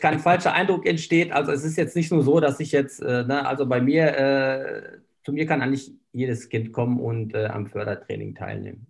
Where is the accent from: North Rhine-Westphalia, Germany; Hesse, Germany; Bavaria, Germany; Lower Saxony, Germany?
North Rhine-Westphalia, Germany; Bönen; moved away as an adult; now in Bochum, Germany; ich komme da aus der Ecke äh, Böen, das liegt ja bei Unna